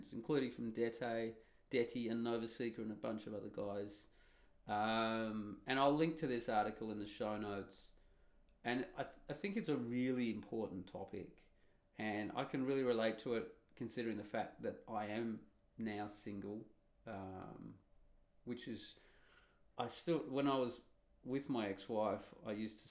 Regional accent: Australia; accent: Australian; I'm Australian with an Australian accent

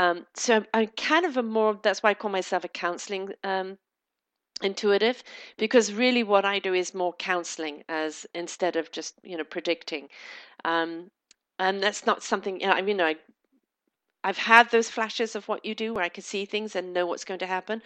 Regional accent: Canada; I'm Canadian

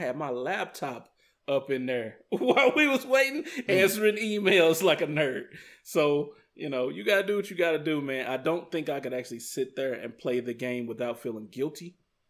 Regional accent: United States; as an American

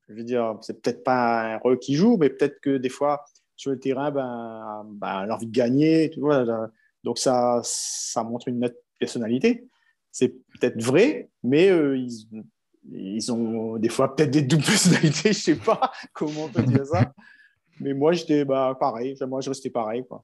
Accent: Saint-Joseph, Réunion, France; moi j'habitais un quartier de Saint-Joseph, donc s'appelle Langevin. Donc j'ai grandi à Langevin.

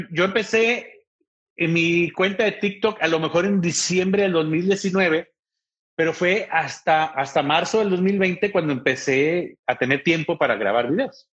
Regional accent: Ciudad Juárez, Chihuahua, Mexico; moved away as an adult; also born or lived in Monterrey; now in El Paso, United States; Yo soy de Ciudad Juárez, Chihuahua, viví en Monterrey y ahora estoy aquí en El Paso, Texas

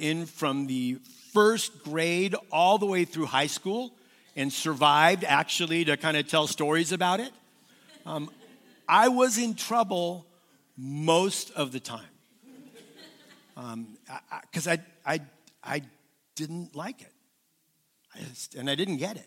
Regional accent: Southern California, United States; I was raised in Southern California

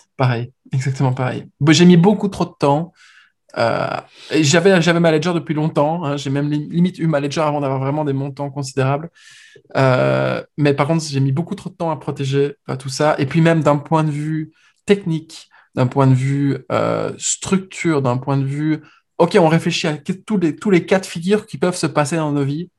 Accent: Belgium; moved away as an adult; now in Paris, France; Nous, en tant que Belges

